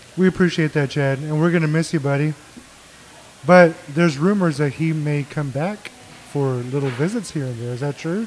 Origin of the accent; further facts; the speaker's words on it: Mexico; now in Texas, United States; I was born in Mexico. We lived on the border for a long time